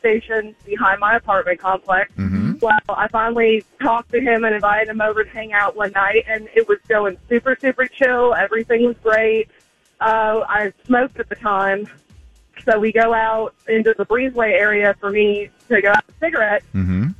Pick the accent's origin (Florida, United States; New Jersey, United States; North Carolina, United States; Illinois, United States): Florida, United States; moved away; I'm from Florida